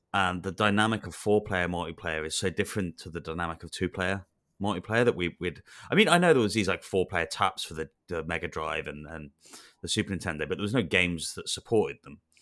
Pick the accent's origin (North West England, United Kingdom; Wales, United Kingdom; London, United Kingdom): Wales, United Kingdom; I grew up in Wales